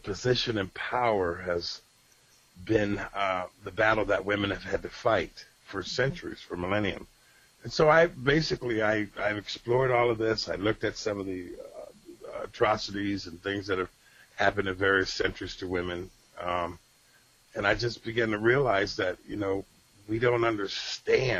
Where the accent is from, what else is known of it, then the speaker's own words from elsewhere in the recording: Rochester, New York, United States; moved away; my hometown of Rochester, New York